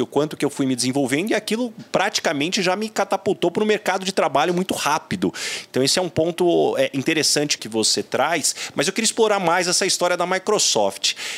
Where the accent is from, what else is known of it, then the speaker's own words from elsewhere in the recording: São José do Rio Preto, São Paulo, Brazil; eu sou de São José do Rio Preto, então ETEC Filadelfo Gouveia Neto, onde eu fiz o curso de processamento de dados